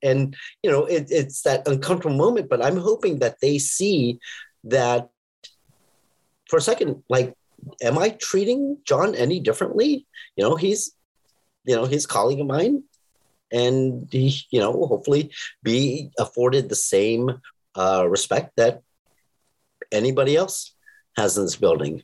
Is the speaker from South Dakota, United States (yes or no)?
no; Los Angeles, California, United States